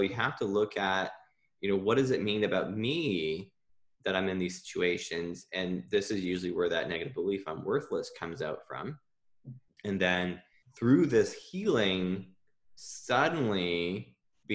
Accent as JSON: {"language": "English", "region": "Ontario", "country": "Canada", "tie": "born or raised there", "moved": "yes", "said": "I'm from Ontario originally."}